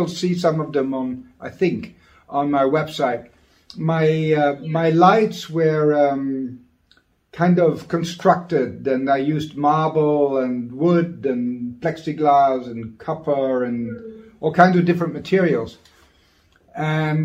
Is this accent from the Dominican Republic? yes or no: no; Maastricht, Limburg, Netherlands; Basically, I'm from Maastricht. It's a town in the Netherlands, an old town